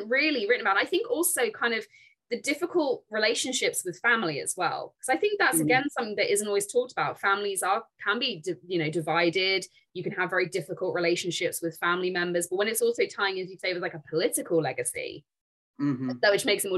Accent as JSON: {"language": "English", "country": "United Kingdom", "said": "I'm British."}